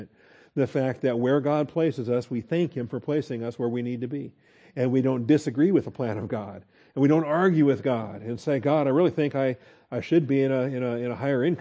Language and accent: English; Texas, United States; we're from Texas and we understand get along. That's a particular thing here in Texas